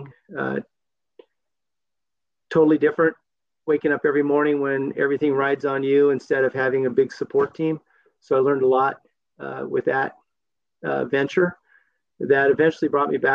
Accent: Southern California, United States; moved away as an adult; now in Korbel, United States; I grew up in Southern California in the 60s and 70s

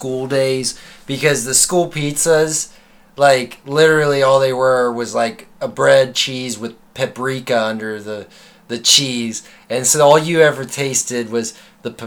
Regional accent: Cincinnati, Ohio, United States; we're from Cincinnati.

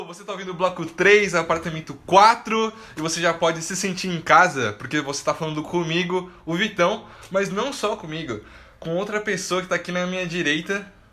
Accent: Brazil; como um bom brasileiro

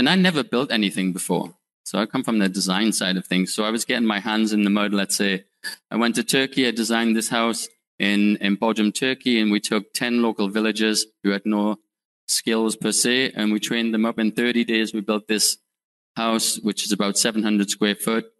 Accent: United Kingdom; moved away as an adult; also born or lived in Northeast United States; now in United States; I'm from the UK. If you can tell by my bad accent

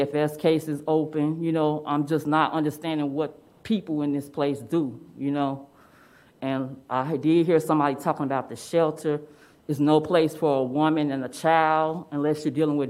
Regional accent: Chicago, Illinois, United States; moved away; I'm from Chicago

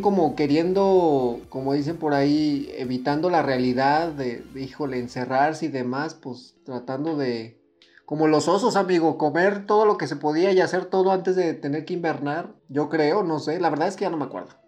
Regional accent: Mexico; nosotros somos mexicanos

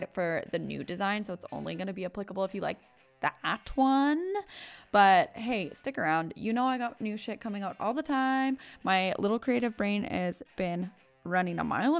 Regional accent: West Coast, United States; I am from the West Coast

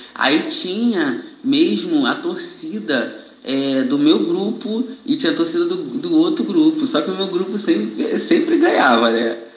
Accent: Niterói, Rio de Janeiro, Brazil; sou morador de Niterói, sou nascido e criado no Cubango.

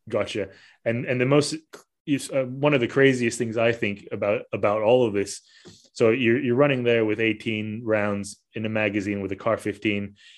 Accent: Malaysia; also born or lived in Australia / Italy; now in Scotland, United Kingdom; I'm originally from Malaysia

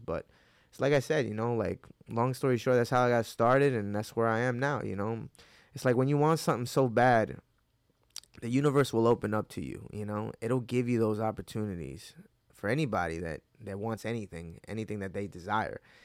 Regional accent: Hudson Valley, upstate New York, United States; also born or lived in Mexico / Wappingers Falls, New York / Newburgh, New York; I was born in Mexico, but at four years old, I came to, uh, Hudson Valley in, uh, upstate New York

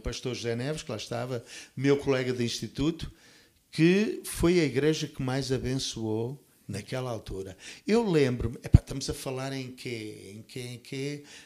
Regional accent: Portugal; moved away; also born or lived in Toronto, Canada; Eu vim do Canadá para Portugal com um sentimento de de amor muito grande pelo meu país, que eu sempre amei

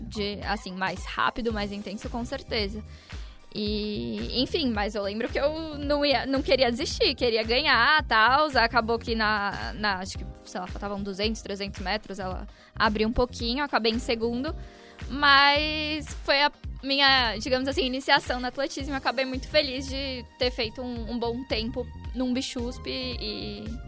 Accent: Santos, São Paulo, Brazil; moved away as an adult; now in São Paulo, Brazil; eu sou de Santos

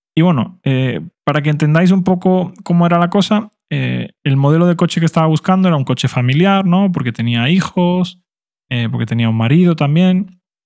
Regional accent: Spain; first language Spanish; todos los demás hablábamos español porque éramos españoles

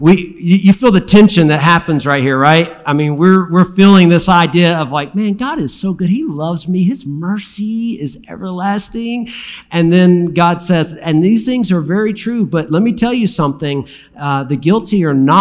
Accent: Alabama, United States; I'm from Alabama

